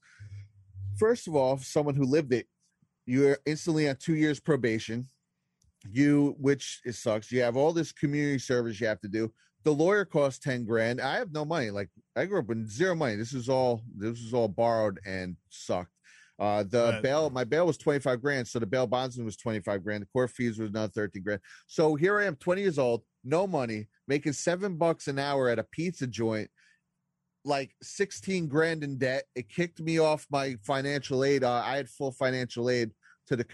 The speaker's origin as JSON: {"language": "English", "area": "Jersey Shore", "region": "New Jersey", "country": "United States", "tie": "born or raised there", "also_born_or_lived": "Queens, New York", "said": "I grew up on the Jersey Shore"}